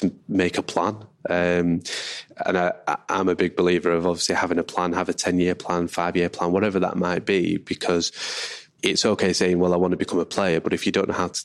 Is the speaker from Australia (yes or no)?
no; Manchester, North West England, United Kingdom; I'm from Manchester